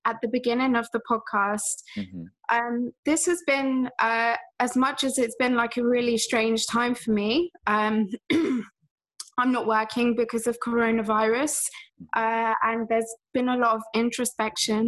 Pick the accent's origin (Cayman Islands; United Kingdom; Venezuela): United Kingdom; England; I'm from England